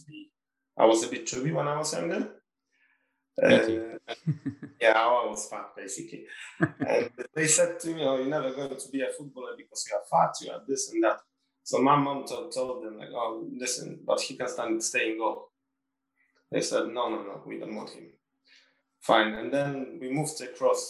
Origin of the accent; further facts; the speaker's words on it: Warsaw, Masovian Voivodeship, Poland; moved away; also born or lived in Sunderland; I want to live in Warsaw because it's my hometown